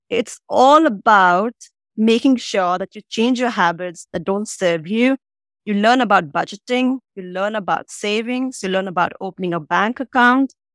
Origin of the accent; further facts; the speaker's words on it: Agra, Uttar Pradesh, India; moved away as an adult; also born or lived in Delhi, India; now in Singapore; I'm originally from Agra, which is where you have the Taj Mahal, the epitome of romance and love in India